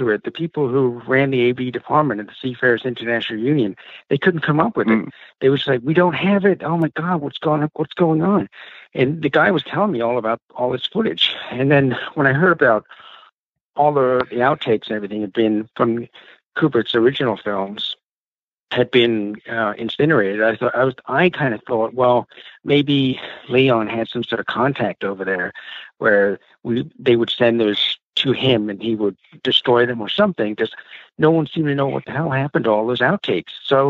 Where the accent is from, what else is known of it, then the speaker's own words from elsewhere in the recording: Reading, South East England, United Kingdom; I'm from Reading.